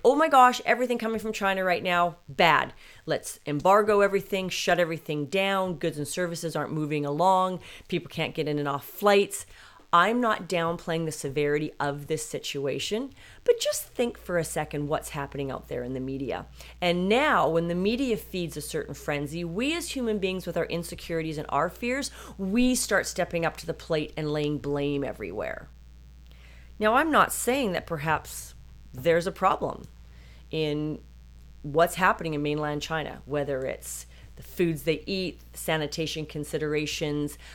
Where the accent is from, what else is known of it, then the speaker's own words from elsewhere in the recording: British Columbia, Canada; I was raised in Canada.